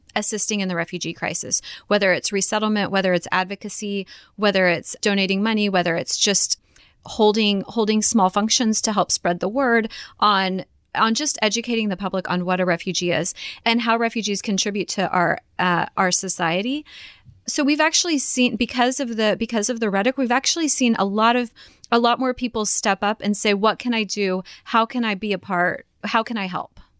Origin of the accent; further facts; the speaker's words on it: Kansas, United States; I am born and raised in Kansas